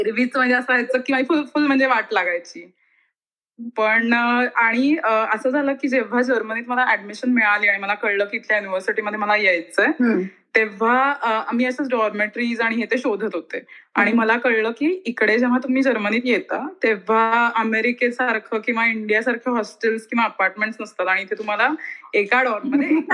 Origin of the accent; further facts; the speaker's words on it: Miraj, Maharashtra, India; moved away as an adult; also born or lived in Pune; now in Germany; मी मूळची ऍक्च्युली मिरजेची आहे बऱ्याच लोकांना कदाचित माहिती नसेल पण सांगलीच्या जवळ एक मिरज नावाचं गाव